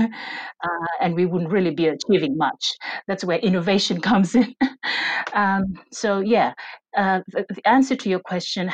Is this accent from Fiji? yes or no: yes; Fiji; We are from the Pacific